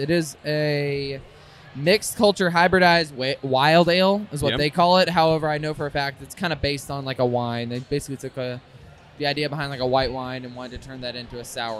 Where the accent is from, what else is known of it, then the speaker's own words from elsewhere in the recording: United States; I also love maple and I love bacon, of course, because I'm American.